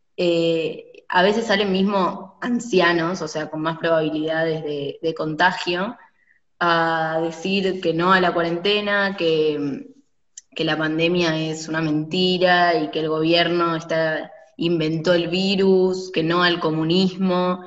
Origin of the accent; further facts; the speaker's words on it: Buenos Aires, Argentina; nosotros somos de Buenos Aires